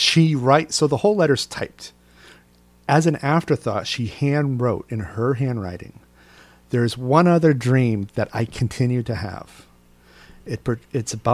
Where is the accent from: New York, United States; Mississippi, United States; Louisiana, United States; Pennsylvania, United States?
New York, United States; as a New Yorker